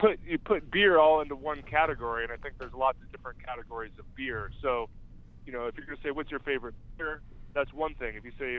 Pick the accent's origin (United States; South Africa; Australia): United States; Pacific Northwest; I grew up in the Pacific Northwest.